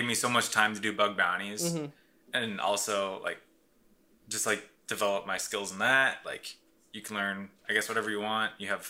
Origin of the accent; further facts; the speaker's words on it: South Dakota, United States; And like whenever I tell someone I'm from South Dakota, I'm just like super confused.